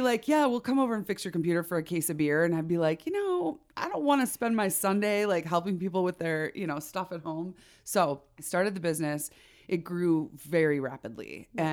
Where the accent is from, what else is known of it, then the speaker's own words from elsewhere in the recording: Chicago, Illinois, United States; now in Idaho, United States; I born and raised in Chicago, in the suburbs